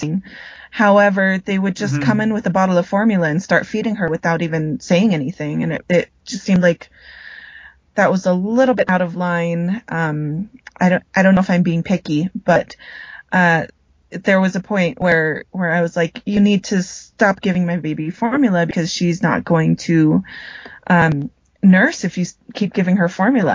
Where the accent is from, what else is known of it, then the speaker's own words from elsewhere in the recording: United States; now in Colombia; growing up in the States. You know, I'm very American, but I'm also very Filipino as well